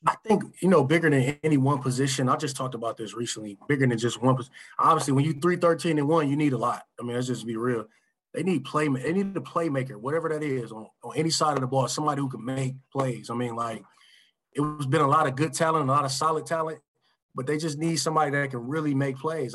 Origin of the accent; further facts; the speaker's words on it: Michigan, United States; I grew up in Michigan, watching the Lions my whole life